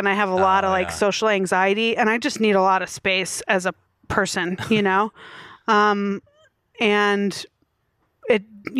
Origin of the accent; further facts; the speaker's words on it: Milwaukee, Wisconsin, United States; moved away; also born or lived in Chicago; I'm from Milwaukee.